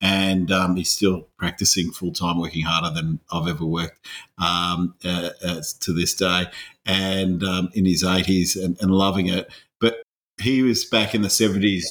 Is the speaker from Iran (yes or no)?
no; Australia; also born or lived in Scotland; I'm an Aussie mongrel